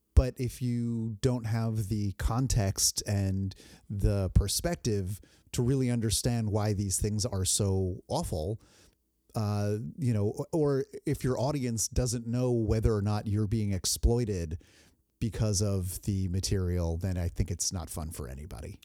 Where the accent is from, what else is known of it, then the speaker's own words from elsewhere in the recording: New Jersey, United States; moved away; I grew up in New Jersey